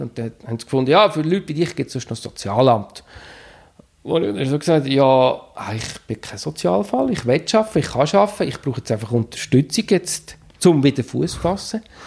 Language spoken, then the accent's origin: German; Steinhausen, Zug, Switzerland; moved away as an adult; also born or lived in Mexico / Spain; wieder in Steinhausen, im, im Dorf, wo ich aufgewachsen bin